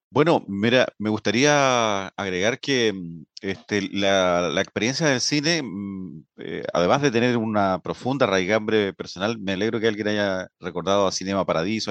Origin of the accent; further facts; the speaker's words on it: Linares, Maule, Chile; moved away as an adult; now in Concepción, Chile; soy linarense, pero me siento penquista de adopción